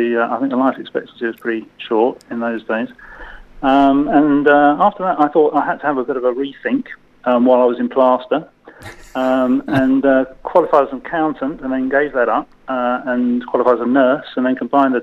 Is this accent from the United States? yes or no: no; United Kingdom; moved away as an adult; also born or lived in France / London; now in Australia; I'm British. And I came to Australia in 2009